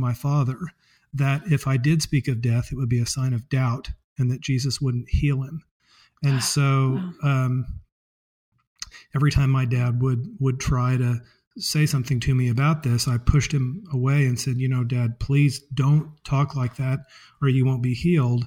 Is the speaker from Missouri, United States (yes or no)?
yes; Springfield, Missouri, United States; I was raised in the Episcopal Church, and in fact, that church is a block from where I am right now, my chocolate factory